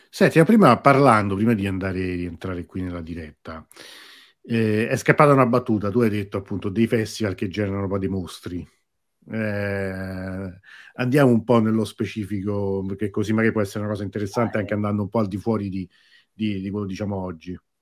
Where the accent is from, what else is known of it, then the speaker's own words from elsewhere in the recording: Rome, Lazio, Italy; io sono di Roma, trasmetto da Roma